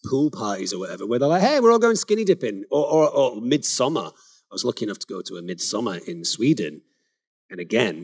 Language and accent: English; England, United Kingdom; I'm English